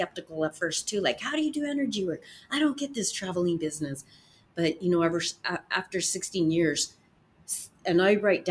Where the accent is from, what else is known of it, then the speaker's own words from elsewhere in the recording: United States; as an American woman